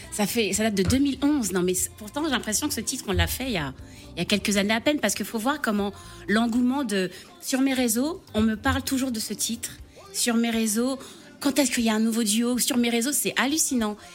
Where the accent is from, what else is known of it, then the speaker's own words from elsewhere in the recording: Martinique; de chez moi en Martinique